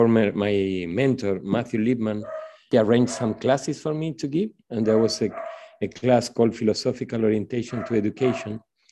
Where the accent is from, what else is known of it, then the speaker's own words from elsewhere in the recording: Argentina; English is a second language; moved away as an adult; now in Brazil; I was born in Argentina and I studied in Argentina